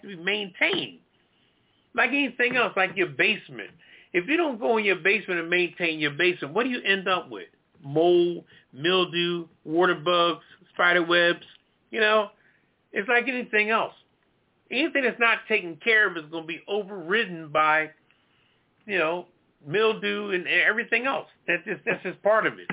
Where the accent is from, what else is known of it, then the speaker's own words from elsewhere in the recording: Philadelphia, Pennsylvania, United States; moved away; Philadelphia, where I'm from, my hometown